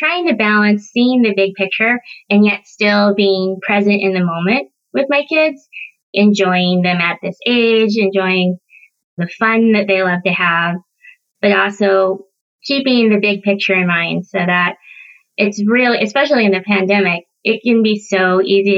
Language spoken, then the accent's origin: English; Kansas City, United States; also born or lived in South Korea; now in Pacific Northwest, United States; I grew up in the Midwest in the Kansas City area